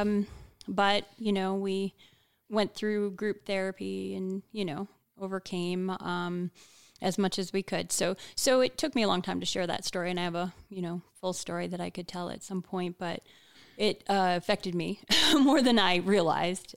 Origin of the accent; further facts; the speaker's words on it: Hawaii, United States; I was born in Hawaii